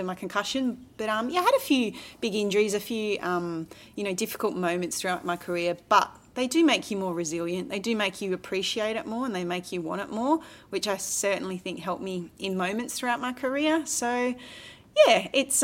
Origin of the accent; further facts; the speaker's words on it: Australia; being an Australian